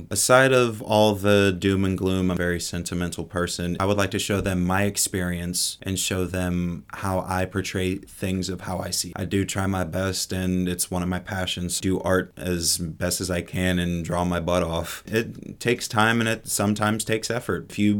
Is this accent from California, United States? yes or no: no; Washington, Pennsylvania, United States; now in Pittsburgh, United States; I am 22. Originally, I'm from Washington, PA, but I live in Homewood in the Pittsburgh, Pennsylvania area.